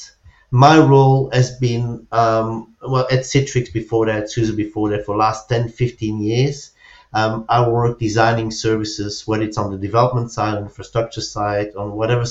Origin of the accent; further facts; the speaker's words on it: Belgium; moved away as an adult; now in Spain; I'm originally from Belgium. I moved to Spain around 10 years ago